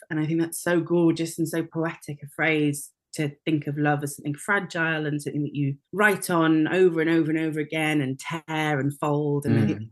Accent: North Wales, United Kingdom; when I was very, very small, we moved to North Wales and I was educated in North Wales at school there and learnt Welsh.

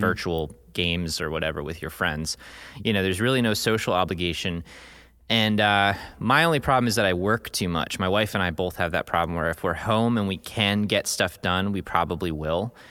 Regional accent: United States; growing up in the United States

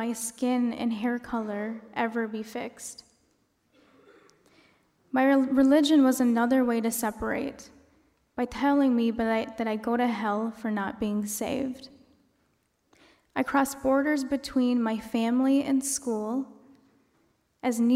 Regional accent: United States; I was born here.

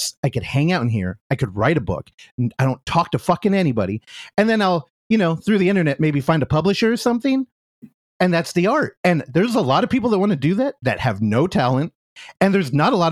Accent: Bay Area, California, United States; I grew up here in the Bay Area

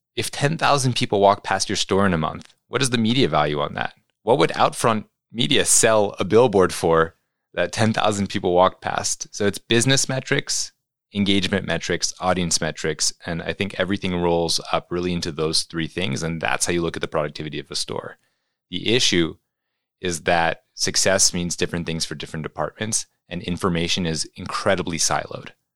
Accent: New York City, New York, United States; growing up in New York City

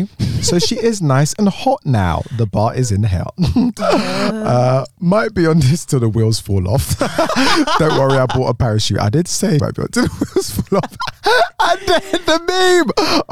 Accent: Boston, Massachusetts, United States; I'm 22. My pronouns are she, her. I'm bisexual and black. I'm from Boston, Massachusetts, USA.

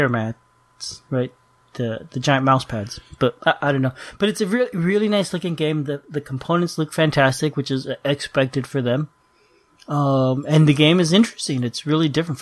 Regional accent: South Florida, United States; moved away; I grew up in South Florida. They didn't cancel school for hurricanes when I was living there

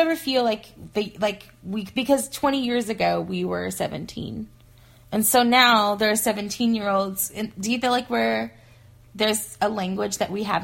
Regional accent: Arkansas, United States; accent: Southerner; moved away; also born or lived in Pacific Northwest; I moved from Arkansas to the Pacific Northwest

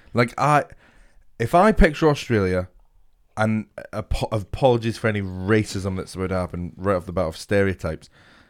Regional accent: Scotland, United Kingdom; Do you not understand that I'm fucking Scottish, mate?

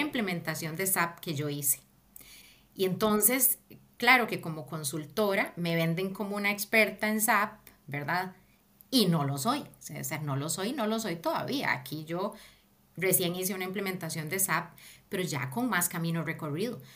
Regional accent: Costa Rica; moved away as an adult; also born or lived in Mexico / Peru / Barcelona; now in London, United Kingdom; El primer país que cuando salí de Costa Rica fue México

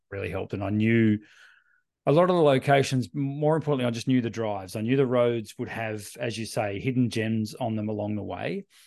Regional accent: Australia; we're Australian

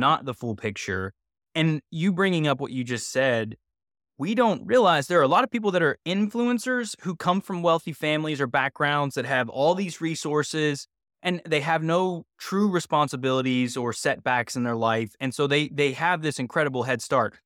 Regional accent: West Virginia, United States; moved away; also born or lived in Los Angeles; I'm from West Virginia originally

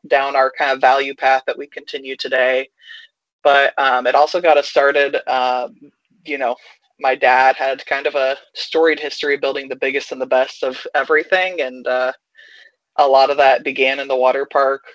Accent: Indiana, United States; I'm from Indiana

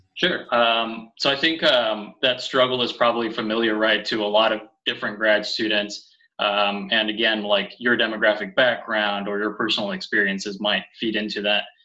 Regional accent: California, United States; first language Spanish; moved away; I grew up in California, and both of my parents are from Mexico.

